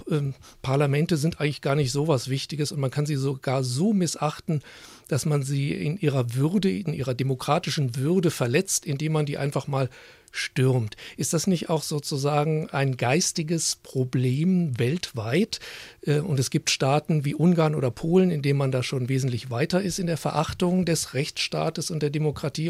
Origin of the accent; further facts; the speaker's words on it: Germany; bei uns in Deutschland